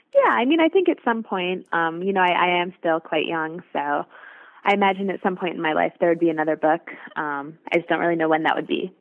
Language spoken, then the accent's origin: English; New York City, New York, United States; I'm from New York City, so um, the first restaurant I, where I work, WD50, is here